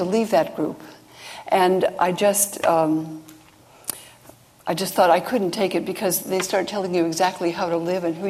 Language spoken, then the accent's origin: English; California, United States; growing up in California, and my family wasn't particularly religious.